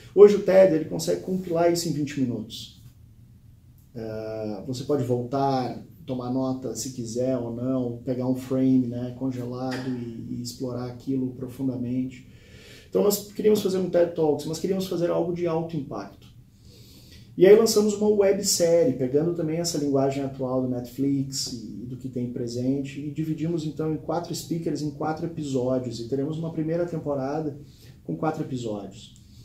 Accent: Rio Grande do Sul, Brazil; Eu sou natural do Rio Grande do Sul

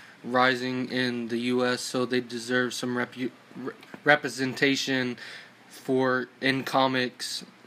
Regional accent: Clayton, North Carolina, United States; I'm from Clayton, North Carolina.

